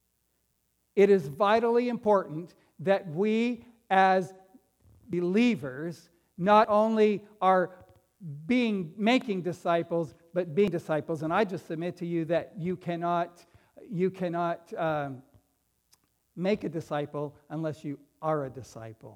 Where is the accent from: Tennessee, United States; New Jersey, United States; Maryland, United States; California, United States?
California, United States; Fresno; I grew up right here in Fresno